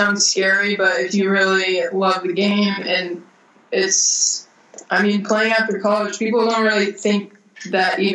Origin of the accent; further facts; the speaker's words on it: Florida, United States; moved away as an adult; now in Austria; I'm from Florida? Like, we have sharks, we have alligators